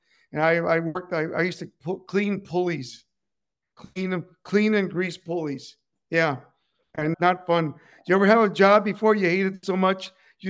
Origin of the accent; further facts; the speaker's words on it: Cuba; English is a second language; moved away; also born or lived in Joliet, Illinois / Southern California; I was born in Cuba, and we escaped.